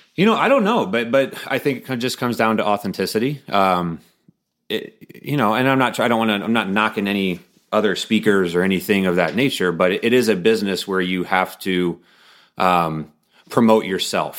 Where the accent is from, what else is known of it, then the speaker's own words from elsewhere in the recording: Bloomington, Illinois, United States; also born or lived in Ohio; I grew up in Bloomington, Illinois, which is where State Farm is headquartered